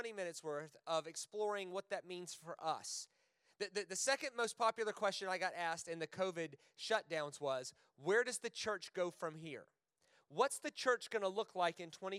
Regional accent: United States; now in Australia

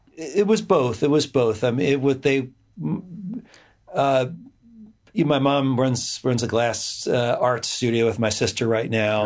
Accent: Edison, New Jersey, United States; also born or lived in Montclair, New Jersey / New Brunswick, New Jersey; I grew up in, uh, in mostly in New Jersey

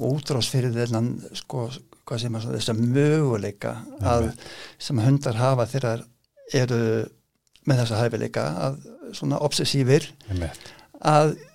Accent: Reykjavík, Capital Region, Iceland; Já, ég er fættur í Reykjavík og uppalinn

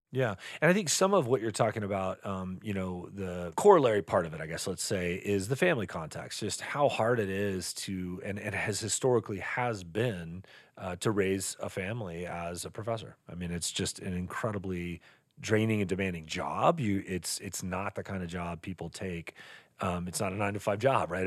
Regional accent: Texas, United States; now in Montana, United States; I grew up in the West, but it was Texas. Before I moved to Montana

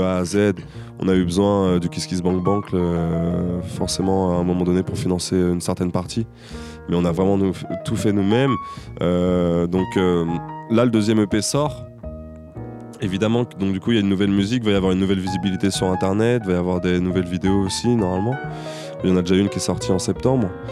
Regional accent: Angers, Pays de la Loire, France; also born or lived in Tours; moi, je suis né à Angers

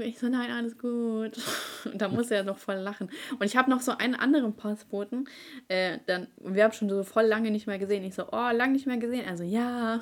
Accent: Ukraine; now in Germany; meine Mutter und ich, wir kommen aus der Ukraine und meine Mutter hatte die schlechteste Stellung hier in Deutschland

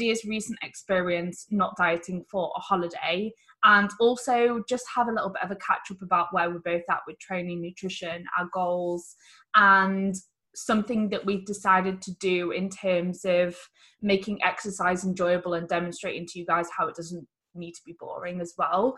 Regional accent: Sheffield, Yorkshire and the Humber, United Kingdom; I was brought up in Sheffield

